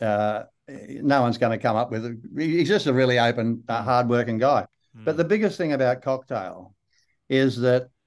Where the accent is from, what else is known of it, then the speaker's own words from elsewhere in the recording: Australia; accent: broad Australian; also born or lived in Malibu, United States; I am Australian